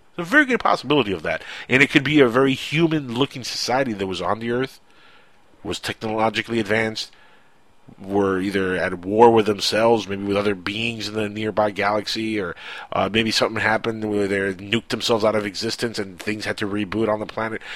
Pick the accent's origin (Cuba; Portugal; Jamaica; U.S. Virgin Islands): Cuba; English is a second language; now in Miami, United States; my English is good. It's really good, even though I'm, I am from the Cuban land